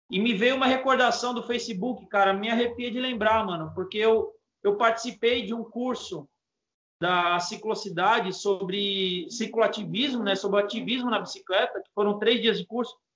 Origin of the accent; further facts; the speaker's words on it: São Paulo, Brazil; poxa, eu sou aqui da Zona Leste, eu vou lá conhecer essa galera que luta pela bicicleta